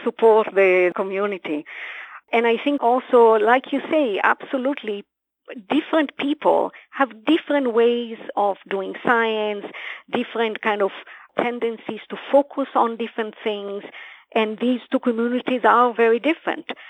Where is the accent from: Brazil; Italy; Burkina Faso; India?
Brazil; moved away; also born or lived in Israel; I was born in Israel, but I grew up in Brazil